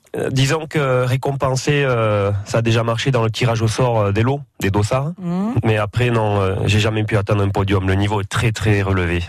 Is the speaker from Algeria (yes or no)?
no; Amotz, Nouvelle-Aquitaine, France; les, fêtes euh, de mon village. Euh, quand j'étais petit à Amotz